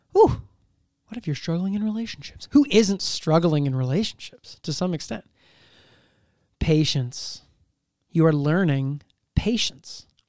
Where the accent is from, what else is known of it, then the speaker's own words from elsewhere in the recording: Seattle, Washington, United States; I'm from Seattle